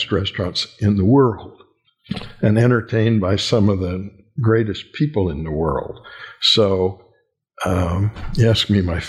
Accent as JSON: {"language": "English", "region": "California", "country": "United States", "tie": "born there", "said": "And I had family in California, and I was born in California. So I had a second home out there."}